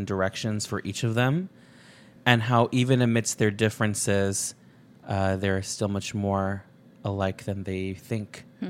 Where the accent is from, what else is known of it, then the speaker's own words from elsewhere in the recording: El Paso, Texas, United States; border town that I'm from is El Paso, Texas, Ciudad Juarez, Mexico, sister cities. And although I grew up in El Paso, much of my extended family lived and still lives in Juarez.